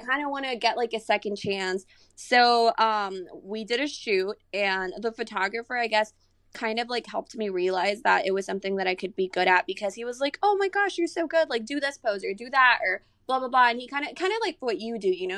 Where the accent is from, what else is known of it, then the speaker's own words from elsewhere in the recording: San Antonio, Texas, United States; also born or lived in Monterrey, Mexico; I am from Monterrey, but I've been living here in San Antonio since I was, like, maybe, like, nine years old